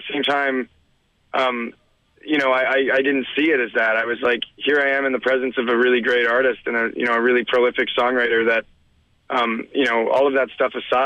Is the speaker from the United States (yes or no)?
no; Edmonton, Alberta, Canada; now in Toronto, Canada; I'm a songwriter from Toronto, originally born in Edmonton